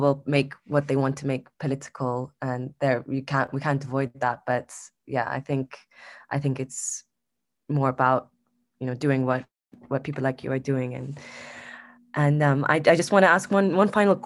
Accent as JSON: {"language": "English", "country": "Saudi Arabia", "said": "I'm Saudi. I'm three quarters Saudi, one quarter Palestinian."}